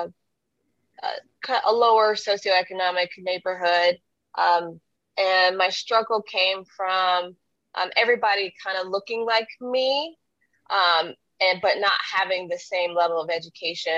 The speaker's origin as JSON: {"language": "English", "town": "Carbondale", "region": "Illinois", "country": "United States", "tie": "born or raised there", "moved": "yes", "lives_now": "Kansas City, United States", "said": "I now live in downtown Kansas City, Missouri, but that's by way of Carbondale, Illinois, which is just a few hours away from St. Louis. I was born and raised between there and here"}